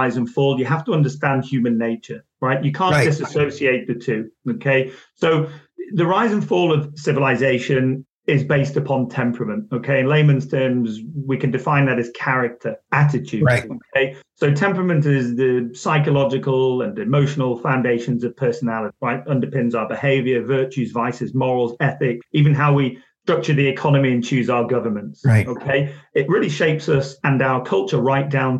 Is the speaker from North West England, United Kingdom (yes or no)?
yes; Manchester, North West England, United Kingdom; I was born in Manchester